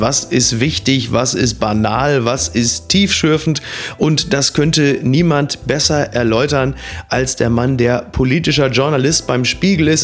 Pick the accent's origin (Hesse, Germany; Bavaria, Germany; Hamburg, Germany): Hamburg, Germany; als Hamburger